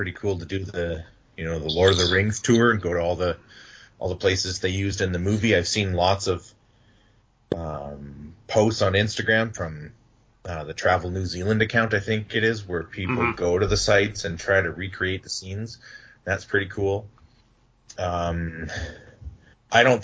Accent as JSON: {"language": "English", "country": "Canada", "said": "As a Canadian"}